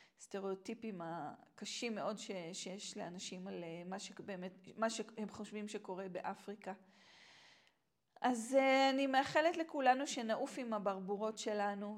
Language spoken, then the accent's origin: Hebrew; Israel; moved away; also born or lived in Tanzania; גדלתי כאן בארץ